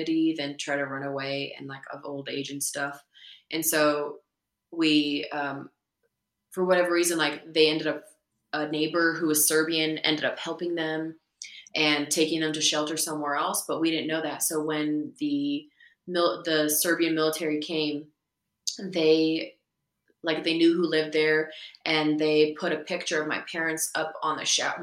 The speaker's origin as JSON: {"language": "English", "region": "Idaho", "country": "United States", "tie": "born or raised there", "also_born_or_lived": "Kosovo / Berlin, Germany", "said": "growing up in Idaho"}